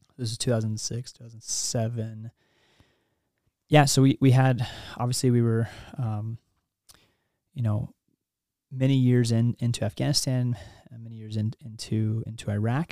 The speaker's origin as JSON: {"language": "English", "region": "Kansas", "country": "United States", "tie": "born or raised there", "also_born_or_lived": "New York / North Carolina", "moved": "as an adult", "lives_now": "Utah, United States", "said": "I grew up in Kansas. Um, my dad was in the Army."}